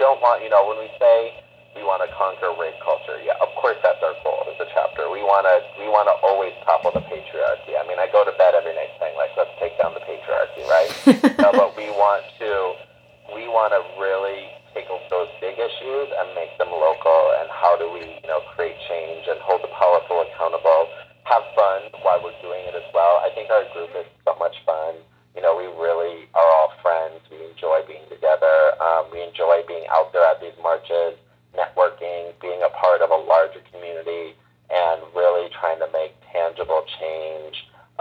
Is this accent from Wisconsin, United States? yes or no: yes; Wisconsin, United States; now in Hollywood, United States; I'm from Wisconsin